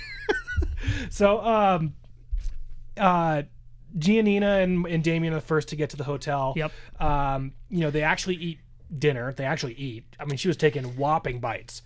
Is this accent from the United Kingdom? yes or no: no; Southern California, United States; growing up in Southern California